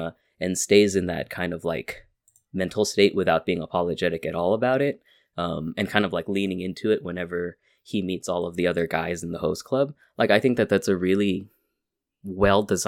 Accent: California, United States; I'm from California

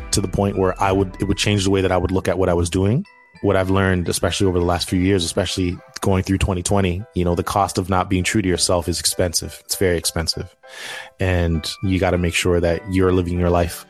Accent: Toronto, Ontario, Canada; growing up in Toronto

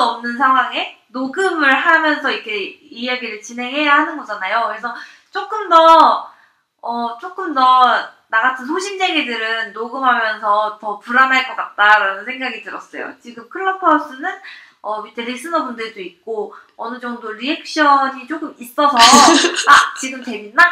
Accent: Seoul, South Korea; 저 서울이 고향이거든요.

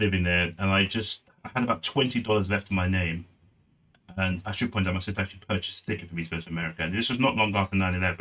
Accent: United Kingdom; I'm British Nigerian. I was both, which means my parents are Nigerian

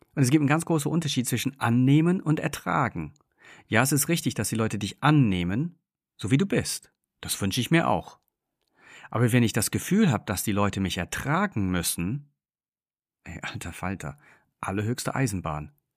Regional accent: England, United Kingdom; moved away; ich bin gebürtiger Engländer, das heißt, wir sind großgezogen mit einem extrem hohen Fokus auf Freundlichkeit

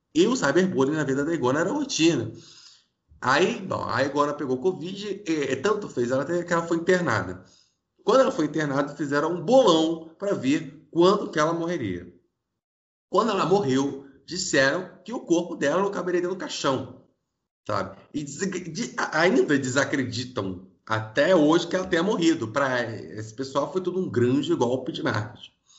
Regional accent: Rio de Janeiro, Brazil; Eu sou do Rio

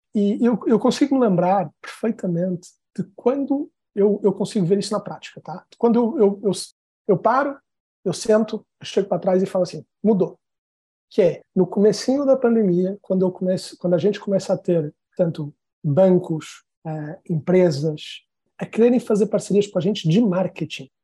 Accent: Portugal; moved away as an adult; also born or lived in São Paulo, Brazil / New York, United States; now in Brazil; eu sou português, eu estou no Brasil há uns 10 anos

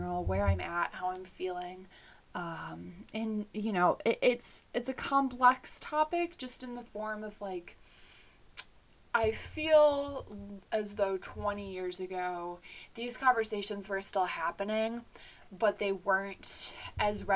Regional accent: Illinois, United States; I was born in Illinois, so the Midwest, and I grew up with both my mom and my dad raising me.

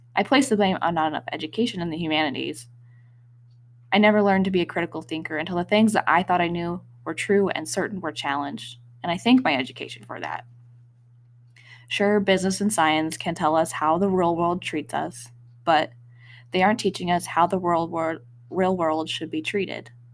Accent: Wyoming, United States; moved away; Growing up in Wyoming, I felt a strong connection to the mountains, mostly through hiking

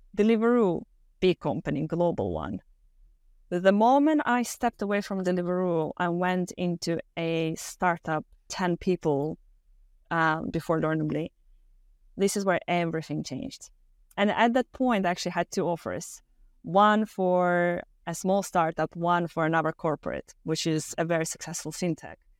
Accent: Moldova; moved away; I'm originally from Moldova, Eastern Europe, very small country.

